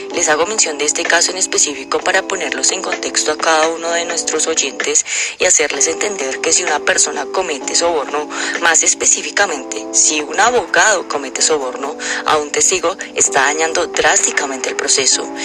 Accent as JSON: {"language": "Spanish", "country": "Colombia"}